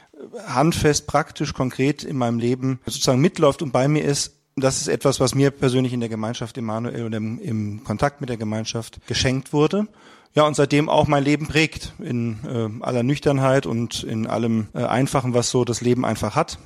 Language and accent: German; Frankfurt area, Hesse, Germany; Wir kommen aus dem Raum Frankfurt